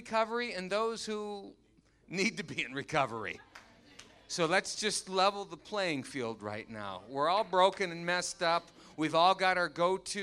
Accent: Muskegon, Michigan, United States; My dad began volunteering for the local Teen Challenge. Muskegon, Michigan. I'm from Michigan

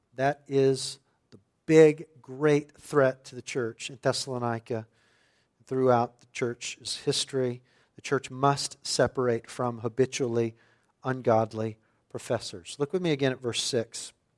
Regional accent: suburban West Texas, United States; for a boy growing up in the Bible Belt of suburban West Texas

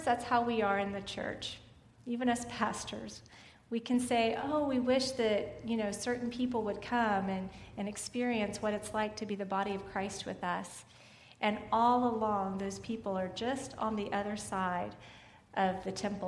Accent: Ingleside, Texas, United States; I grew up in Ingleside, Texas

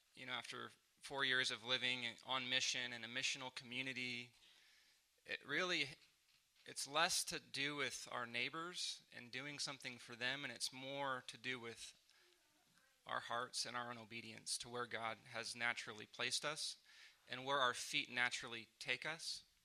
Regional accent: San Diego, California, United States; moved away as an adult; now in Oklahoma City, United States; I'm from San Diego.

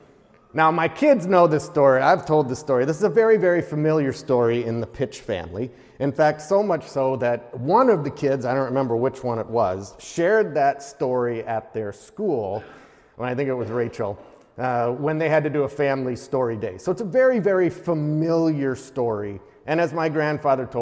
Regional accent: Midwest, United States; moved away as an adult; also born or lived in Wisconsin / Iowa; now in Alaska, United States; I was born in Wisconsin, Iowa. I'm a Midwest boy

